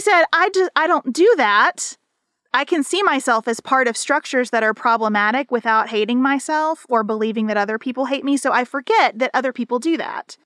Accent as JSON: {"language": "English", "country": "United States", "said": "as an American citizen"}